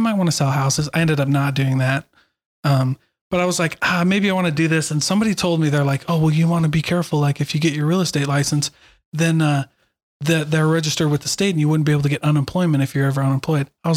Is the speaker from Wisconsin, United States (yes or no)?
no; Iowa, United States; moved away; I didn't grow up in Utah. I grew up in Iowa